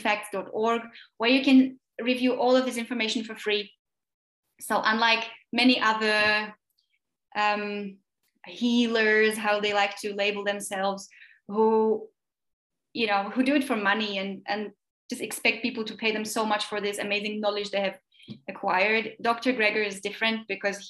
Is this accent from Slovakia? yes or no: yes; Slovakia; English is a second language; I'm from Slovakia